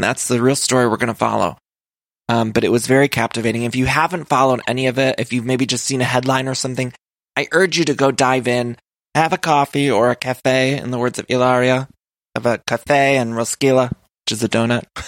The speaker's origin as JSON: {"language": "English", "region": "Midwest", "country": "United States", "also_born_or_lived": "California", "moved": "yes", "lives_now": "Los Angeles, United States"}